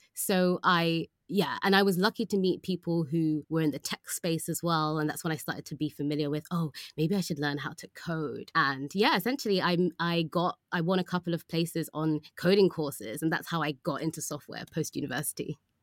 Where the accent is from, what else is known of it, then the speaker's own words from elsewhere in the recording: London, United Kingdom; also born or lived in Oxford; I was from London